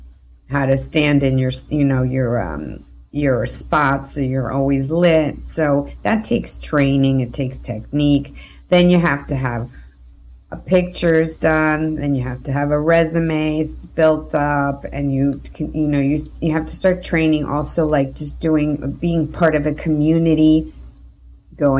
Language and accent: English; New York City, New York, United States; I am originally from New York. I'm from first generation from Colombian parents. They immigrated to the United States, and I was raised in Queens, New York